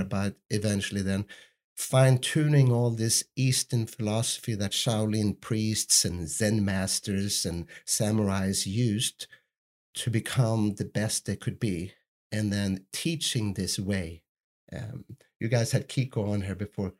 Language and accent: English; Sweden; I grew up in Sweden